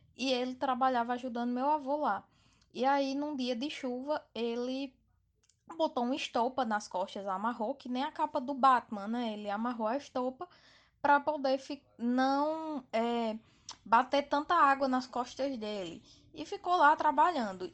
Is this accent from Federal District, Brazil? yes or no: no; Campina Grande, Paraíba, Brazil; sou de Campina Grande, na Paraíba